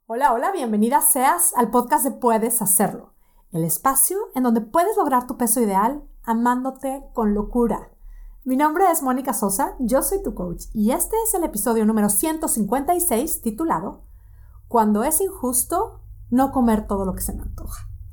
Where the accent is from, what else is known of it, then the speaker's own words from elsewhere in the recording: Monterrey, Nuevo León, Mexico; moved away as an adult; now in Boston, United States; Yo soy de Monterrey, tengo ya casi 12 años de no vivir en Monterrey